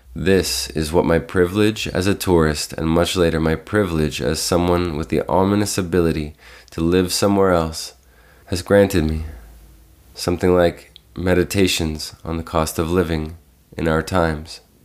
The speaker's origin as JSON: {"language": "English", "town": "Toronto", "region": "Ontario", "country": "Canada", "tie": "born or raised there", "said": "I was born and raised in Toronto, Canada"}